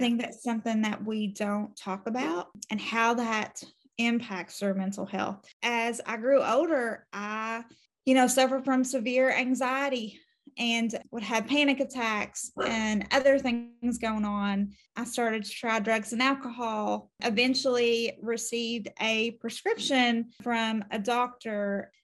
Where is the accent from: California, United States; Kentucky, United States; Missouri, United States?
Kentucky, United States; Louisa; I am from Kentucky, still live here, out in eastern Kentucky, in Louisa, to be exact